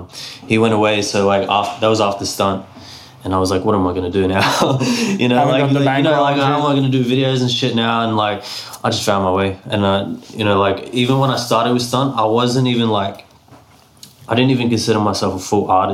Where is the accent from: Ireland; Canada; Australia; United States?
Australia; Brisbane, Queensland; also born or lived in Mount Isa, Queensland; I was born in Mount Isa. But I moved to Brisbane when I was like 6 or 7 years old.